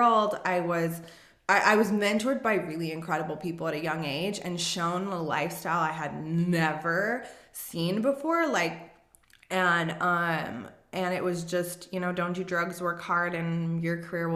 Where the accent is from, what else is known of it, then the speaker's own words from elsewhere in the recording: Las Vegas, Nevada, United States; I grew up in Vegas.